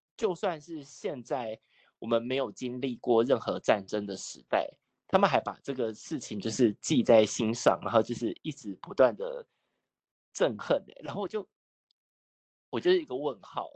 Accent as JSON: {"language": "Chinese", "country": "Taiwan", "tie": "born or raised there", "said": "生活在台湾我是什么族群不重要，而是，呃，我就是一个在台湾长大的人"}